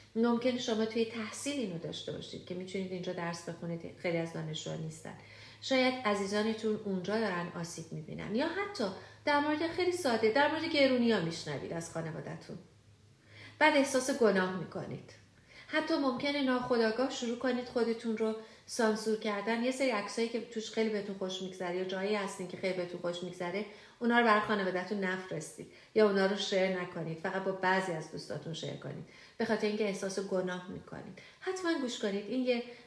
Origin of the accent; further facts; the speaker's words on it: Iran; moved away; وقتی که ما ایرانی هستیم بیشتر ماها با این مواجه شدیم که توی شرایط پر استرس بزرگ شدیم